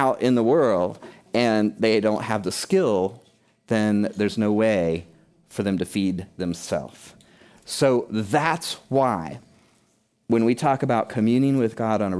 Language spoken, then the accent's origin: English; United Kingdom; I mean, we're from Britain, but you know what I'm saying.